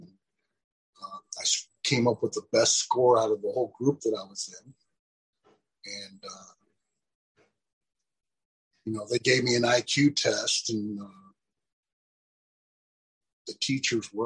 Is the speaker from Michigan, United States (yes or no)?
yes; Pontiac, Michigan, United States; my hometown, Pontiac, Michigan